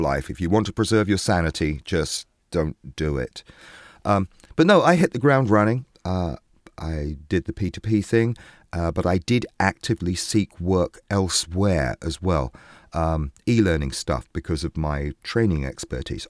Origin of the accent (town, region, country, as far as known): England, United Kingdom; now in New York, United States